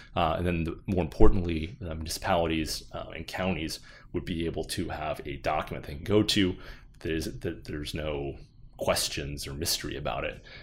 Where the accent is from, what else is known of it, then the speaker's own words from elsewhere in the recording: Flagstaff, Arizona, United States; now in Phoenix, United States; I grew up in Flagg